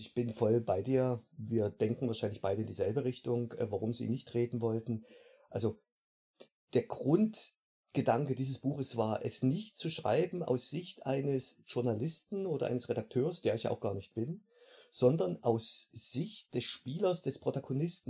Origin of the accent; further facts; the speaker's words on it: Delitzsch, Saxony, Germany; moved away as an adult; also born or lived in Wolfen, Saxony-Anhalt; now in Salzburg state, Austria; komme ursprünglich aus der Region Delitzsch bei Leipzig. Geboren bin ich in Wolfen in Sachsen-Anhalt, damals Bezirk Halle